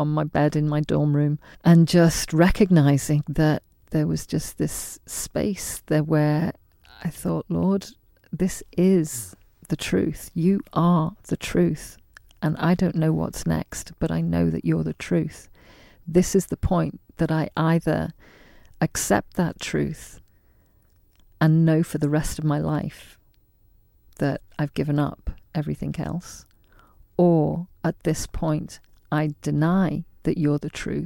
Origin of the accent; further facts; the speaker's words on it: Liverpool, North West England, United Kingdom; also born or lived in Isle of Man / London / Bangladesh; we were raised mostly in Liverpool